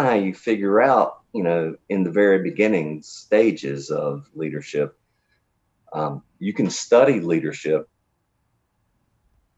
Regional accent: New Bern, North Carolina, United States; I grew up in New Bern, North Carolina. I still live here

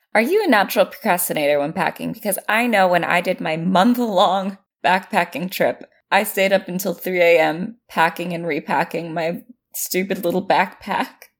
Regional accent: California, United States; as a Californian

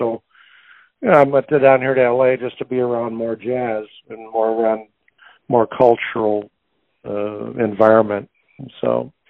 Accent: New York, United States; also born or lived in Indianapolis; Well, I was born in Indianapolis, but when I was a kid, my mother's brother, my uncle Bobby Sherwood, had a band, and I was on the road from 0 to 5. I mean, I didn't really live in Indianapolis. We lived in New York.

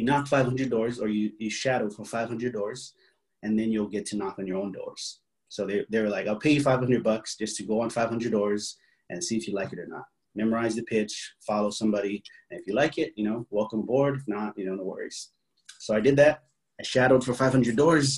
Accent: Hawaii, United States; moved away as an adult; now in San Diego, United States; I was born and raised in Hawaii

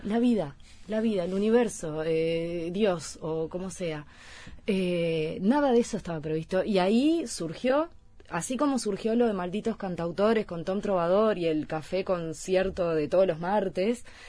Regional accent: Uruguay; moved away as an adult; also born or lived in Mallorca; soy cantautora uruguaya

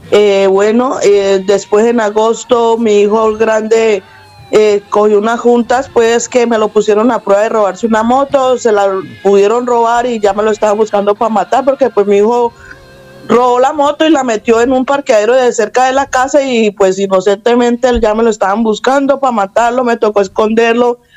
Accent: Cali, Valle del Cauca, Colombia; moved away as an adult; now in Spain; Soy caleña.

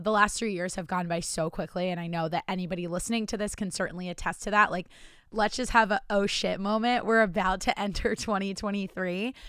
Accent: New Jersey, United States; moved away as an adult; also born or lived in Virginia / Charlotte, North Carolina; I'm from New Jersey and now live in New Jersey.

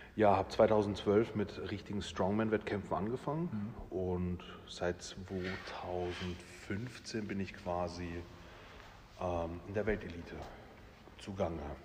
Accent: Rastatt, Baden-Württemberg, Germany; ich bin in Rastatt geboren und aufgewachsen

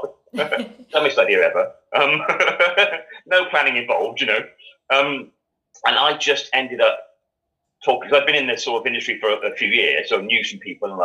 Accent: Gloucester, South West England, United Kingdom; I was brought up in Gloucester

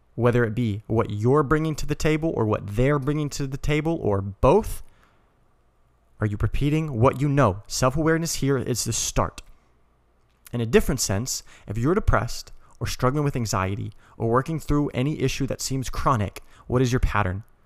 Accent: Colorado, United States; moved away; I'm originally from Colorado

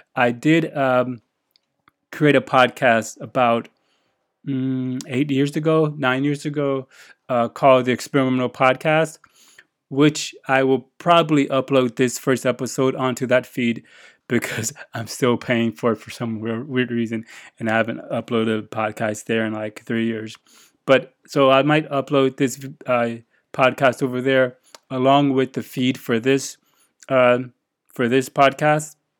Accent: United States; moved away as an adult; now in Japan; I'm an American living in Japan

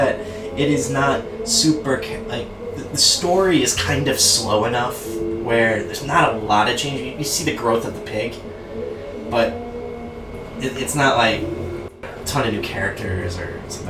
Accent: Michigan, United States; We're from Michigan.

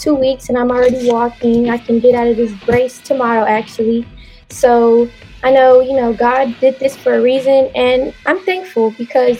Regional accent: Dallas, Texas, United States; also born or lived in Duncanville, Texas; I'm from West Dallas, the Dallas area, but specifically West Dallas. I grew up there.

